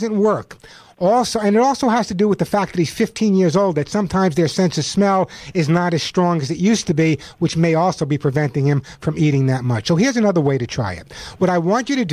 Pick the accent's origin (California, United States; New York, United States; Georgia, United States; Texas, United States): California, United States; my home state of California